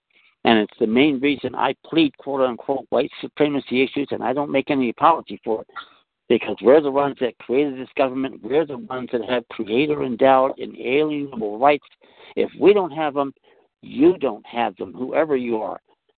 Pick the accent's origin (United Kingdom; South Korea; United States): United States; Washington, District of Columbia; moved away; also born or lived in Maryland / West Virginia / Wytheville, Virginia; I'm from Washington, D.C., that's where I grew up.